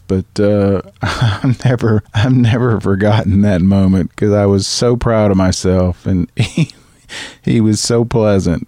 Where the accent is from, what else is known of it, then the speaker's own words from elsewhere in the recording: Chattanooga, Tennessee, United States; I'm from Chattanooga, Tennessee